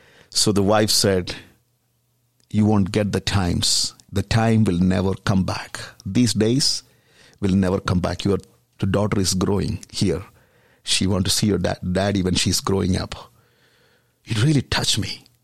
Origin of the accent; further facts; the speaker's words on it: India; So in India, even though we are from Christian background and Christianity, there is something happened in 1900s as part of Azusa Street Revival.